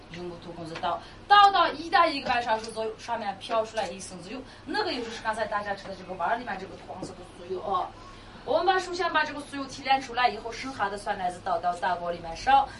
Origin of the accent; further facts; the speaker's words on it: Xinjiang, China; 我们每一个图瓦尔人